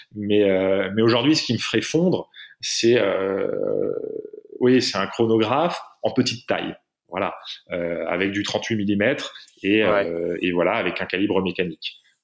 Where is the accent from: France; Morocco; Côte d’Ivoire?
France; je suis français, j'ai une carte d'identité française